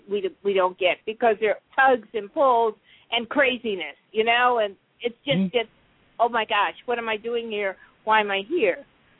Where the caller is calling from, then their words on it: Minnesota, United States; Yeah, Minnesota.